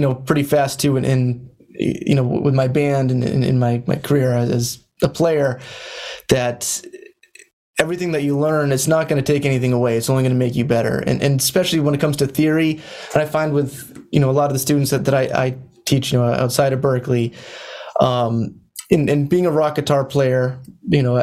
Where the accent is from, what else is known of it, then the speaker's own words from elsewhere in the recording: Central Massachusetts, United States; I came from Central Massachusetts, where, you know, the high school I went to had no music program